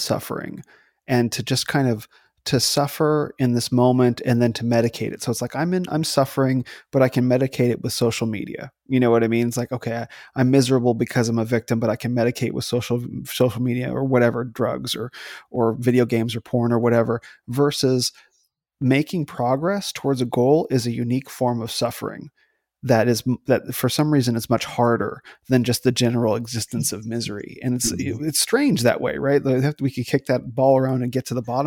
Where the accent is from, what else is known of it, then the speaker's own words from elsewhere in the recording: Phoenix, Arizona, United States; I grew up in Phoenix, so I spent a lot of time with my Phoenix grandparents